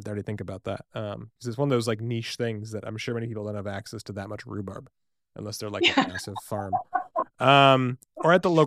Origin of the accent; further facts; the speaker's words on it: Boston, Massachusetts, United States; now in Seattle, United States; I grew up in Boston.